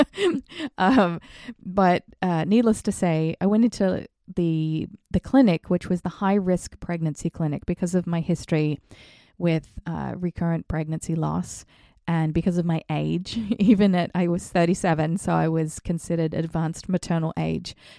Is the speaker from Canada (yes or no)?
no; Australia; now in The Hamptons, United States; growing up in Australia